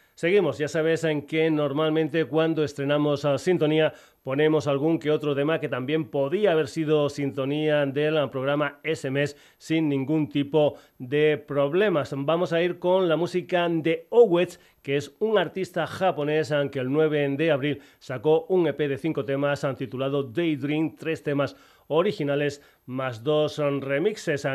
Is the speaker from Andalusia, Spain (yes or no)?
no; Extremadura, Spain; gente de mi tierra Extremadura